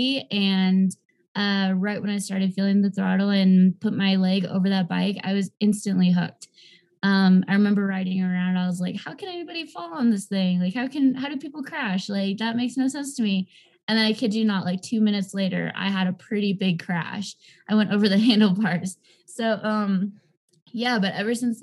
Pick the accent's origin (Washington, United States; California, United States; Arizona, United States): California, United States; Southern; I'm originally from Southern California